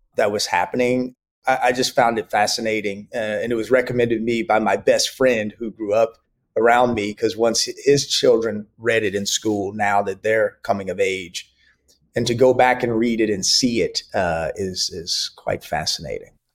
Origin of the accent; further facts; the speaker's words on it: Dallas, Texas, United States; I grew up in Dallas, Texas